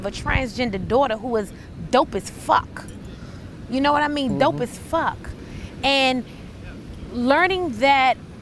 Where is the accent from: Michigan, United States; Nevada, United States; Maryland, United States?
Maryland, United States; also born or lived in Washington, D.C. / Virginia; grew up in Maryland